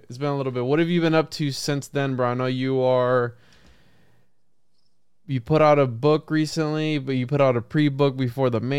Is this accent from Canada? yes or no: no; Puerto Rico; now in Florida, United States; because I'm from Puerto Rico, so the Bermuda Triangle also. Plus, I'm in Florida